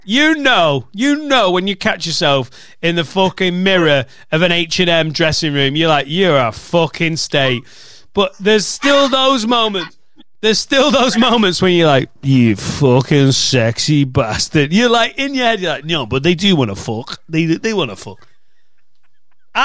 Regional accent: Preston, North West England, United Kingdom; now in Chester, United Kingdom; growing up in Preston

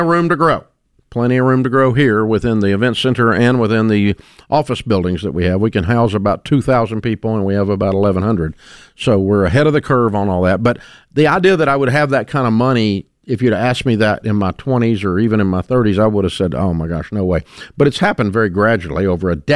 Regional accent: Antioch, Tennessee, United States; I grew up in Antioch, Tennessee

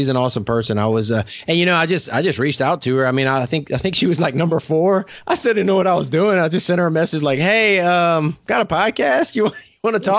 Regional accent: South Louisiana, United States; now in Oklahoma, United States; I'm from South Louisiana. I live in Oklahoma now

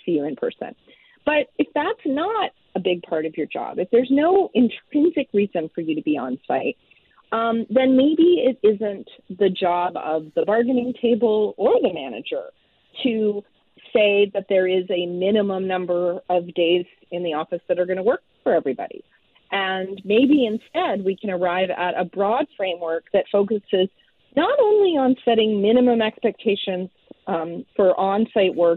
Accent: Ontario, Canada; moved away as an adult; now in Vancouver, Canada; I grew up in Ontario, but I'm now based, I've been in Vancouver for more than 20 years now

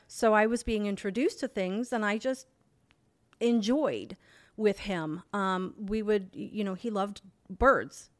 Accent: Pinellas County, Florida, United States; I'm from Florida. I'm from Pinellas County, Florida. Um, born and raised there.

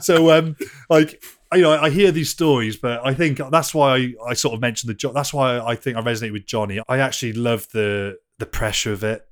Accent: Wales, United Kingdom; I love being Welsh, and I'm, I'm so Welsh

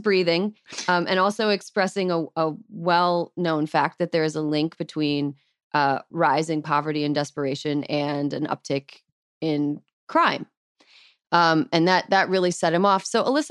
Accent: St. Croix Falls, Wisconsin, United States; I, like, reverted to my childhood accent. {S0} What? {S1} I was like, oh, you know, we're just gonna get up. My family's up in, up by St. Croix, you know, St. Croix Falls up in Wisconsin

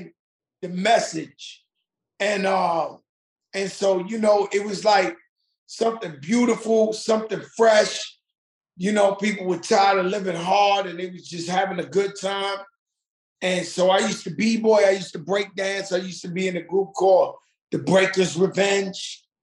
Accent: New York City, New York, United States; I'm from the Bronx where hip hop was born

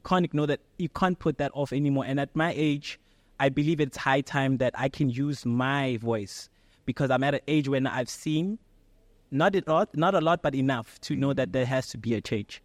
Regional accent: Pretoria, Gauteng, South Africa; Pretoria, born and raised

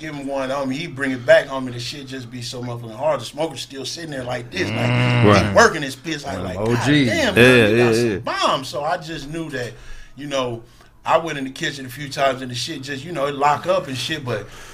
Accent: Compton, California, United States; I'm from Compton

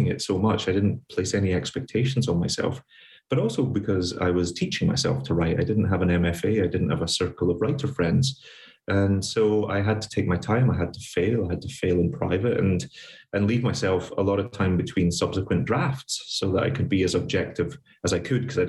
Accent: Glasgow, Scotland, United Kingdom; moved away as an adult; now in New York, United States; I grew up in poverty in Scotland during the Thatcher years

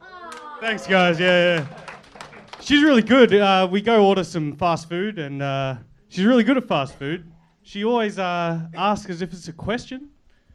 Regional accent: Australia; So I'm Australian, and it's great being an Australian in L.A.

